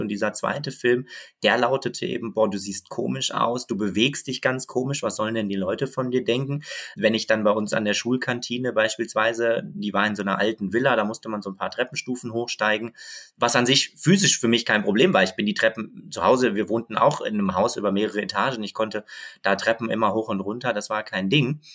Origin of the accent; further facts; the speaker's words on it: Bochum, North Rhine-Westphalia, Germany; moved away; also born or lived in Berlin; ich bin in Bochum Bochum aufgewachsen